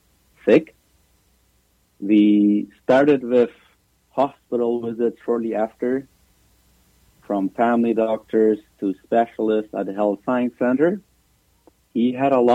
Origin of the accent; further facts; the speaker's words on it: Paraguay; moved away as an adult; now in Canada; We're both from Paraguay.